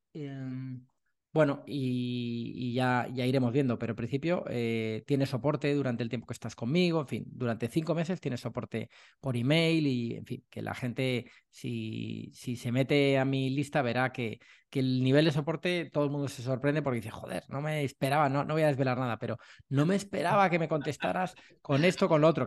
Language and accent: Spanish; Madrid, Community of Madrid, Spain; moved away as an adult; now in Málaga, Spain; yo soy de Madrid, vivía en Madrid durante toda mi vida y, me vine a Málaga hace cosa un año